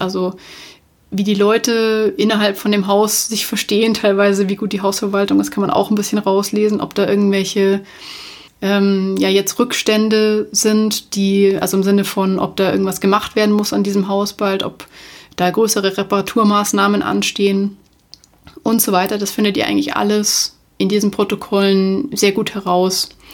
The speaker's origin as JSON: {"language": "German", "town": "Munich", "region": "Bavaria", "country": "Germany", "tie": "born or raised there", "said": "Ich komme aus München. München ist meine Heimatstadt."}